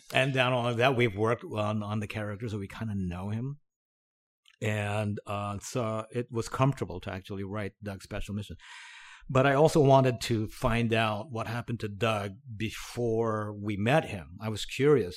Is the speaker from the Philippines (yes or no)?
yes; Cavite City, Calabarzon, Philippines; now in United States; I grew up in the Philippines. I was born there. s, born in a small town, um, called Cavite City.